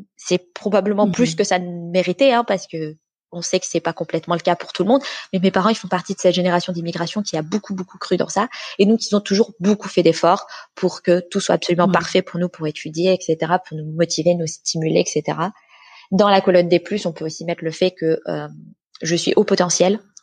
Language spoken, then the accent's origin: French; France; moved away as an adult; now in Sweden; je vis en Suède, mais je suis française, j'ai grandi j'ai été élevée, j'ai fait mes études en France